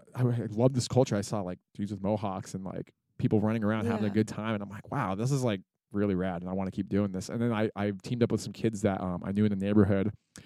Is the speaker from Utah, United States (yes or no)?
yes; Park City, Utah, United States; there weren't any shows like in my town. I grew up in Park City.